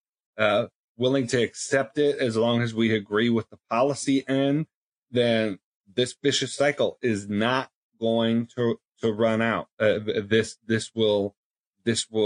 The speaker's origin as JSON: {"language": "English", "town": "Buffalo", "region": "New York", "country": "United States", "tie": "born or raised there", "moved": "yes", "said": "University of Buffalo, my hometown school"}